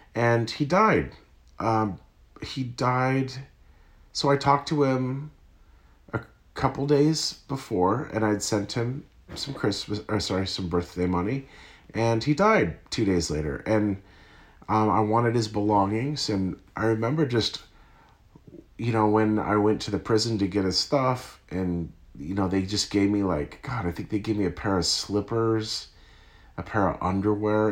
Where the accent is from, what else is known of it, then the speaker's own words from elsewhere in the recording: Santa Cruz, California, United States; I'm from Santa Cruz, California